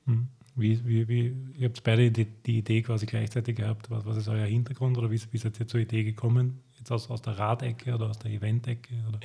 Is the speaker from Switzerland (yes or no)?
no; Lower Austria, Austria; ich komme auch aus Niederösterreich